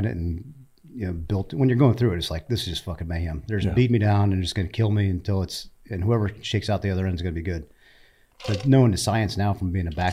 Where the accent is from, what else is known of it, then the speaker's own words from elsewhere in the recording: Indiana, United States; moved away as an adult; I'm from Indiana